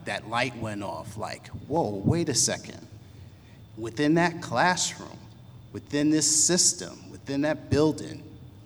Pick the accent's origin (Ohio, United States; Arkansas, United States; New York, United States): New York, United States; I'm from New York